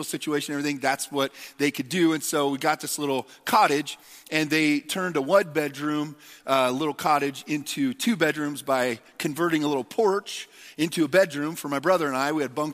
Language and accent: English; United States; we as American Christians in the church in America